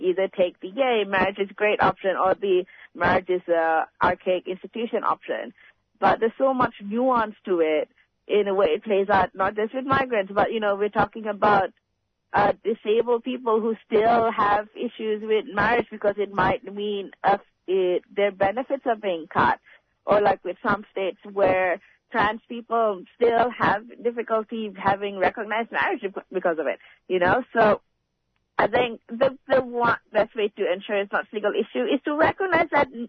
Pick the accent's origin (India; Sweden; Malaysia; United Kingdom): Malaysia; now in Australia; I come from Malaysia, where it's still very precarious to be queer or trans.